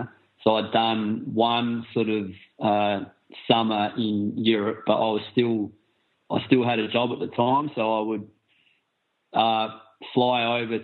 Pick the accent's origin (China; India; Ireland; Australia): Australia; Adelaide, South Australia; moved away as an adult; We're both from Australia. I'm from Adelaide